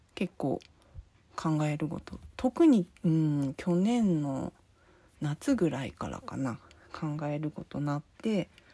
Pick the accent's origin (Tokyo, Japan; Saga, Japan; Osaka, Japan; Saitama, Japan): Saga, Japan; 生まれたところは、まあ、佐賀県のめっちゃ端っこの田舎の方なんですけどもうほんとす海のすぐ近くでで結構周りも漁師さんの多くてうちじいちゃんも漁師やったんですけど結構その海の近くでずっと生まれ育って